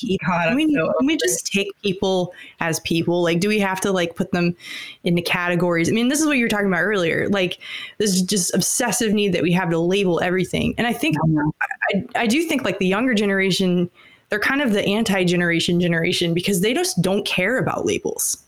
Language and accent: English; Atlanta, Georgia, United States; also born or lived in Alabama; I, I grew up in Atlanta and also in Alabama.